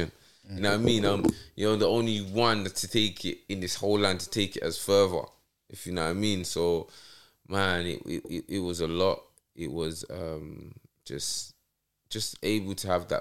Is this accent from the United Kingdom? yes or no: yes; London, United Kingdom; I'm from New Cross